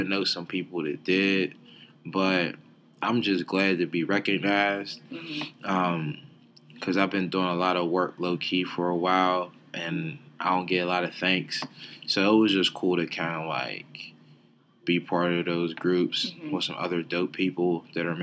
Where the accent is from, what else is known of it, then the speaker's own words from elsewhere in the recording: Pittsburgh, Pennsylvania, United States; I'm just somebody from Homewood